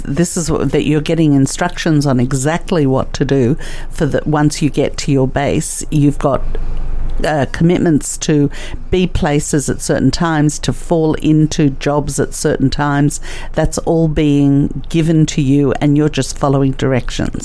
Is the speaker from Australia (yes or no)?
yes; Australia; also born or lived in Russia; I was born in Russia, and I came to Australia when I was three or four years old